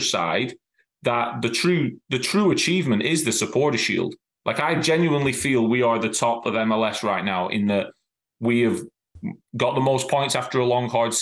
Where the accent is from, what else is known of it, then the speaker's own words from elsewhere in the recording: England, United Kingdom; also born or lived in Ireland (ancestry); now in Cincinnati, United States; As an Englishman, I've grown up with the league champion being the league champion